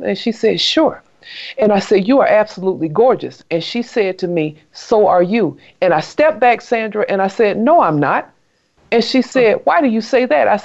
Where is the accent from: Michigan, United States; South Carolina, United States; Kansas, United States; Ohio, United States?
South Carolina, United States; I grew up in South Carolina